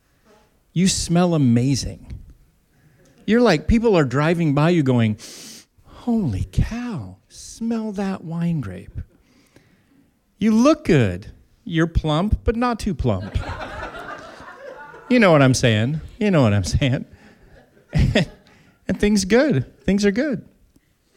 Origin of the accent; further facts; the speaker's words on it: Tri-Cities, southeastern Washington, United States; I grew up in southeastern Washington in the Tri-Cities